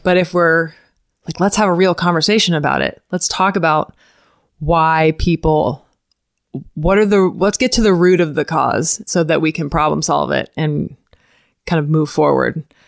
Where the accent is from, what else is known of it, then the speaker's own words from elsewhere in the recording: Ocala, Florida, United States; I grew up here in Ocala